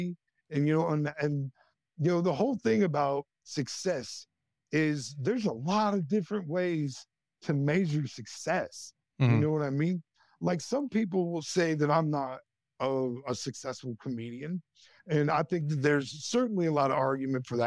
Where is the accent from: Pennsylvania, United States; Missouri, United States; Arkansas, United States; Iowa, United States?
Iowa, United States; northwestern; I grew up in a town of less than 4,000 people in northwestern Iowa